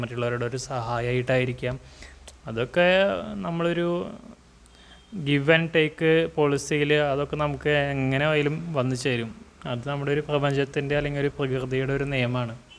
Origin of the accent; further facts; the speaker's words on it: Malayali, Kerala, India; മലയാളി എന്ന നിലയിൽ ഞാൻ ഒരുപാട് ഒരുപാട് ഒരുപാട് അഭിമാനിക്കുകയാണ്